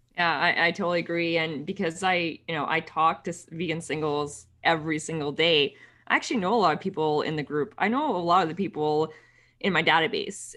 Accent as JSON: {"language": "English", "town": "Ottawa", "region": "Ontario", "country": "Canada", "tie": "born or raised there", "said": "Ottawa, which is my hometown"}